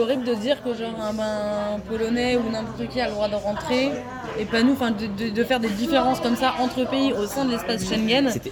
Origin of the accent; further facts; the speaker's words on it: France; on est français, mais on venait de Slovénie pour rentrer en Autriche